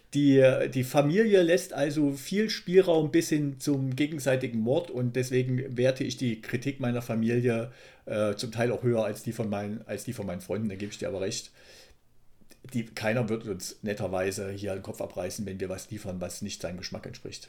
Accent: Thuringia, Germany; ich komme aus Ostdeutschland

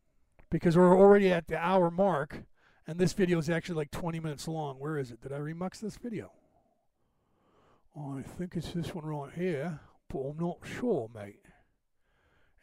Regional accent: United States; I was born in America

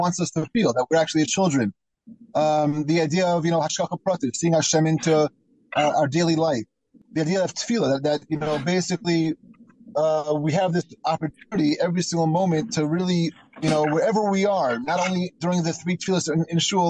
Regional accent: United States; moved away; also born or lived in Israel; When I was growing up in America

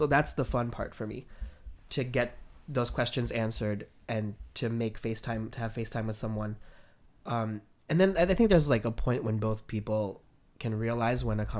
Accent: New York City, New York, United States; being a native New Yorker

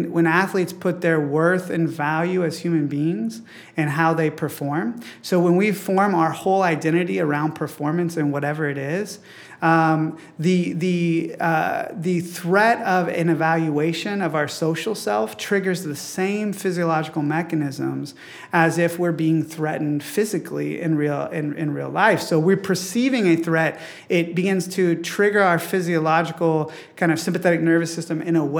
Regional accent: Midwest, United States; growing up in the Midwest where sports was so celebrated

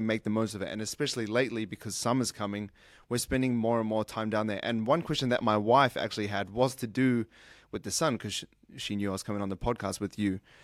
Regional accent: New Zealand; now in Sydney, Australia; I was born in New Zealand, but I moved to Australia because it's warmer

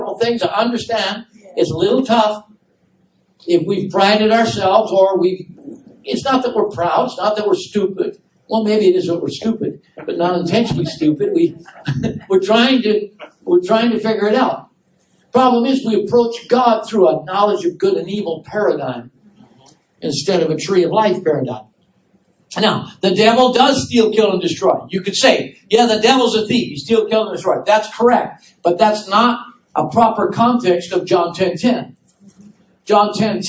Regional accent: Wisconsin, United States; moved away; my hometown, I told you, in Wisconsin

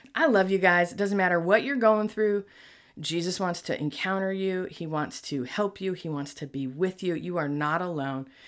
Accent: Buffalo, New York, United States; moved away; I'm from Buffalo

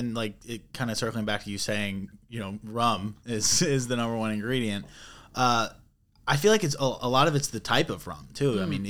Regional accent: Fort Myers, Florida, United States; I'm from Fort Myers.

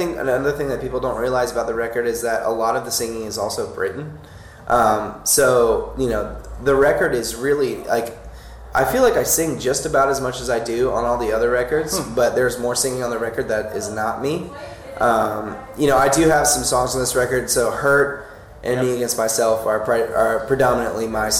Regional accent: Florida, United States; growing up, we're all from Florida

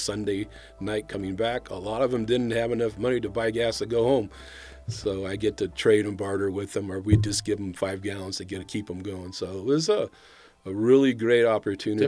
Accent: El Dorado Hills, California, United States; born or raised there; also born or lived in Carmichael, California / Sacramento, California

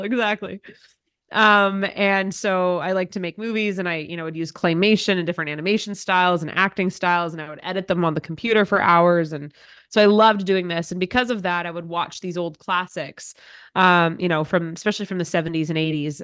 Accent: Cochrane, Alberta, Canada; moved away as an adult; now in Ottawa, Canada; I grew up in the same town Dad still lives in, in Cochrane, Alberta

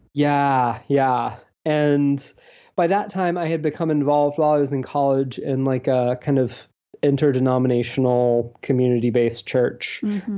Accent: Deep South, United States; also born or lived in Alabama / Georgia; I'm from the Deep South. Um, I grew up in Alabama and Georgia

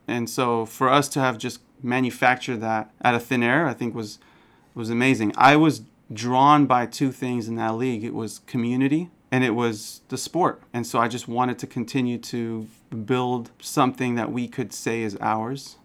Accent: San Francisco, California, United States; I was born in San Francisco, grew up here my entire life, went to Berkeley

